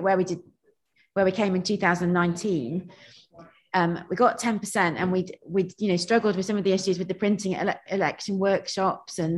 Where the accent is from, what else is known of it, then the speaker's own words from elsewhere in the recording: South Nottinghamshire, East Midlands, United Kingdom; also born or lived in Stone, Staffordshire / London; now in Shropshire, United Kingdom; I grew up near Nottingham in a quite similar sort of area to this, really, sort of farming South Nottinghamshire